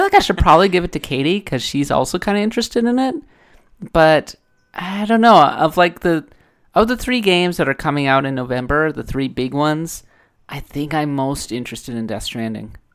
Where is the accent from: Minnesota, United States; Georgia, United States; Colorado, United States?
Minnesota, United States; I'm coming from Minnesota. We're the, we're the north.